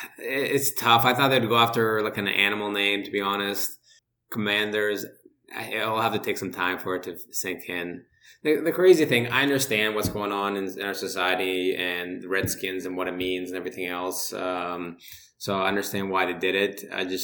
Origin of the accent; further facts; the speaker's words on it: Canada; So I think that's kind of helped my case being Canadian, going to Canadian school.